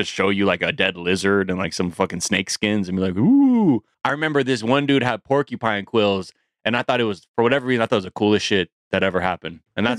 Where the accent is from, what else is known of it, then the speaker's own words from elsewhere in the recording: Billings, Montana, United States; Just I'm from Montana. Billings